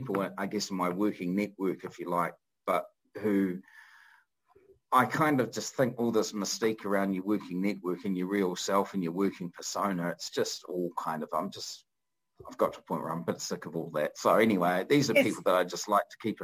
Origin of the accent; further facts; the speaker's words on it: Christchurch, Canterbury, New Zealand; also born or lived in Wellington; we moved back down from Wellington to Christchurch, where I grew up